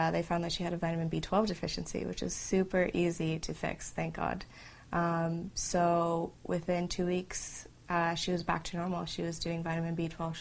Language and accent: English; Canada; I'm from Canada